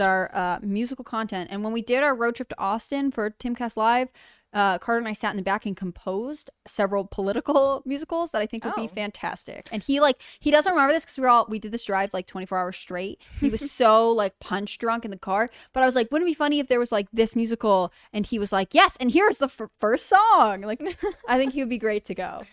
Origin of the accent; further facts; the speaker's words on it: United Kingdom; I'm British